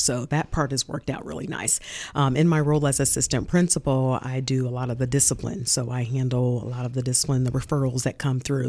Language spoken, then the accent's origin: English; Muncie, Indiana, United States; also born or lived in Nashville, Tennessee; I'm Munsonian, born and raised here. I graduated from Muncie Northside High School.